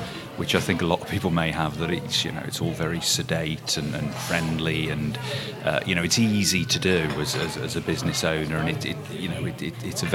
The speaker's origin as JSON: {"language": "English", "town": "Shrewsbury", "region": "West Midlands", "country": "United Kingdom", "tie": "born or raised there", "said": "I'm pretty much lived in Shrewsbury all my life"}